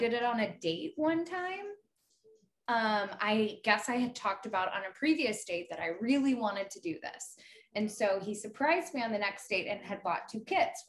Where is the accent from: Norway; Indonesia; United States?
United States; the South; accent: Southern; now in Los Angeles, United States; Is it my Southern accent?